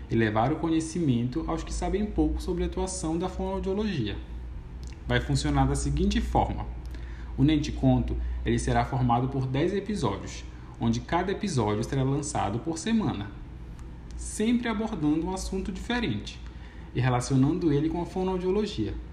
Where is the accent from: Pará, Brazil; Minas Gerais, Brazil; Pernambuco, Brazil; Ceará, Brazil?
Pará, Brazil; Para quem não sabe, eu sou paraense e lá no meu estado temos uma cultura muito rica em todos os aspectos, inclusive na linguagem. Temos praticamente um dialeto próprio.